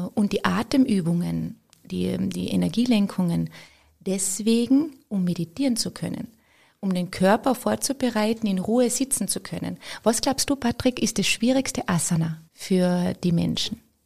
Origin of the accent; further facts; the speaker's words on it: Austria; bei uns in Österreich